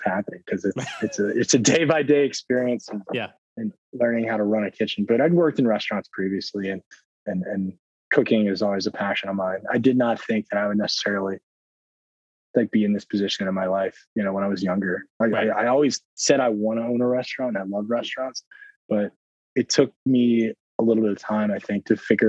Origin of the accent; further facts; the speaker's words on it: the South, United States; because I am from the South and officially want to get back South.